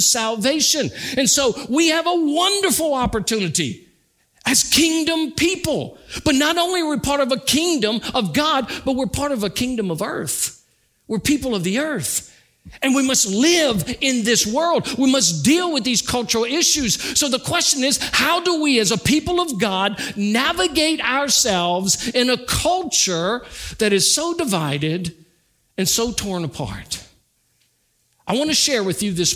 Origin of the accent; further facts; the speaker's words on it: United States; having been born in America